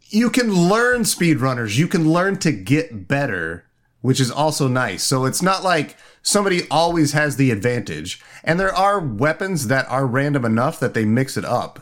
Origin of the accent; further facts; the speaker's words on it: Indiana, United States; moved away; In Indiana, my home state